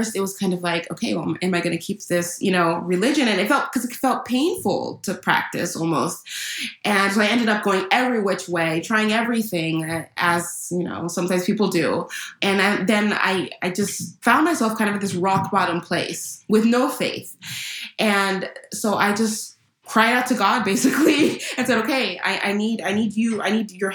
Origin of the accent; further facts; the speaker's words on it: California, United States; I was born and raised in California